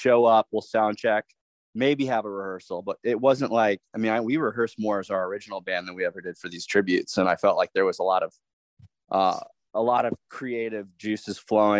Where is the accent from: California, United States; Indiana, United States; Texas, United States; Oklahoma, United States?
Indiana, United States; Growing up in Indiana